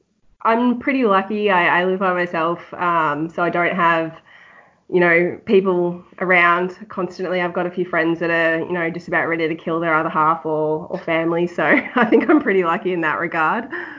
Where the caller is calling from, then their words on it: Victoria, Australia; I'm in Victoria, just on the outskirts of Melbourne.